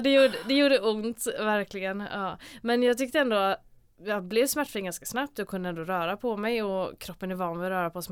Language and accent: Swedish; Gothenburg, Västra Götaland, Sweden; also born or lived in Mölnlycke; jag är här från Göteborg, eh, född och uppvuxen